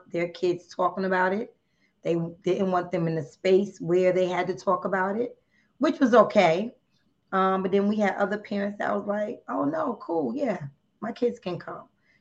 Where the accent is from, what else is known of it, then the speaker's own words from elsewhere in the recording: New Jersey, United States; I'm from New Jersey